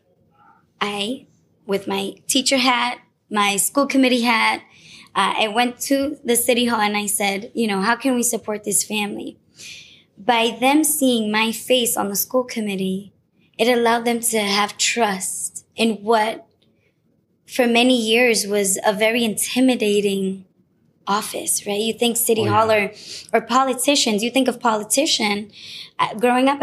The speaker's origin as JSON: {"language": "English", "town": "Chelsea", "region": "Massachusetts", "country": "United States", "tie": "born or raised there"}